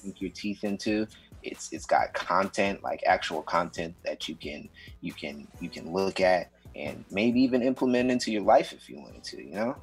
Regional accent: Seattle, Washington, United States; I was born and raised in Seattle um, uh, in the Central District

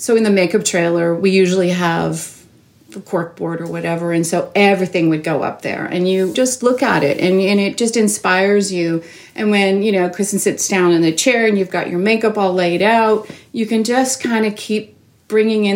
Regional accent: Toronto, Ontario, Canada; I grew up in Toronto, born and raised

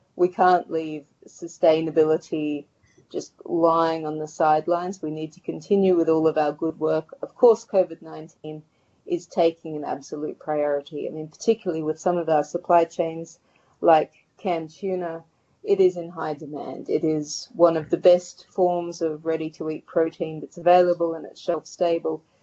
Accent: Sydney, New South Wales, Australia; moved away as an adult; also born or lived in Thailand; now in Sydney, Australia; I moved back from Thailand after five years back home to Sydney.

